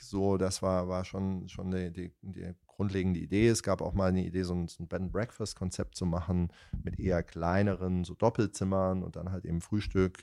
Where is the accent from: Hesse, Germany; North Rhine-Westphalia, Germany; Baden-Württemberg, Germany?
Hesse, Germany; near Darmstadt; moved away; also born or lived in Italy; ich komme ja aus Hessen, aus, aus der Nähe von Darmstadt